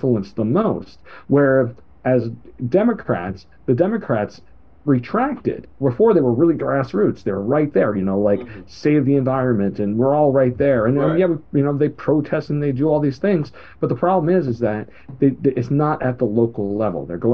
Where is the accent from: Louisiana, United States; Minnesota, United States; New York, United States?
New York, United States; I was raised by a single mother teacher growing up in New York